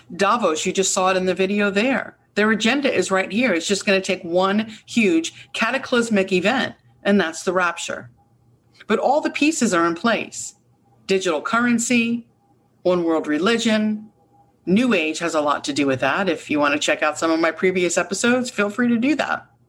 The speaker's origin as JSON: {"language": "English", "country": "United States", "said": "as an American, but a God fearing woman"}